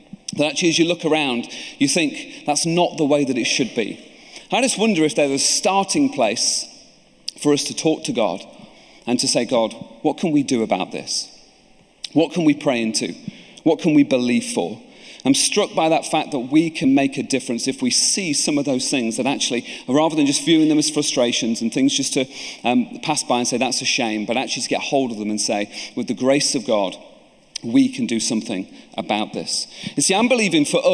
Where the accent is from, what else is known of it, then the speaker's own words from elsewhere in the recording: Lincoln, East Midlands, United Kingdom; I'm from Lincoln.